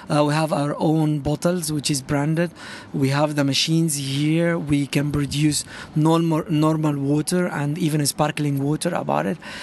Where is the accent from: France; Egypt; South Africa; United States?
Egypt; Cairo, Cairo Governorate; moved away as an adult; now in Dubai, United Arab Emirates; I'm from Cairo.